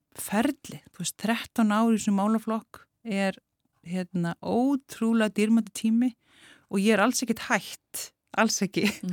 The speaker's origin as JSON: {"language": "Icelandic", "town": "Keflavík", "region": "Southern Peninsula", "country": "Iceland", "tie": "born or raised there", "said": "ég ólst upp í Keflæk"}